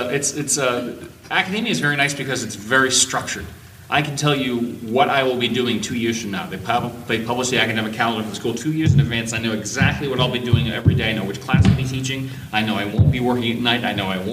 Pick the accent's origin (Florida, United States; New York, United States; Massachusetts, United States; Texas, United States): Massachusetts, United States; That's how we say it in Massachusetts